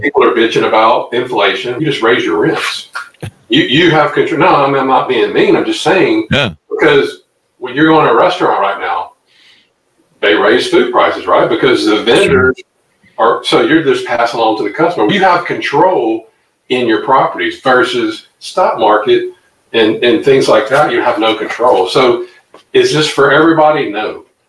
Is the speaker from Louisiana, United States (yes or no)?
yes; Louisiana, United States; come back here to my hometown, Louisiana